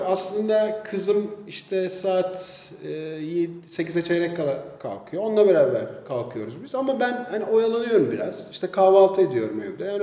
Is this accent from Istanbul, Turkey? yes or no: yes; Istanbul, Turkey; born there; İstanbul'da doğdum.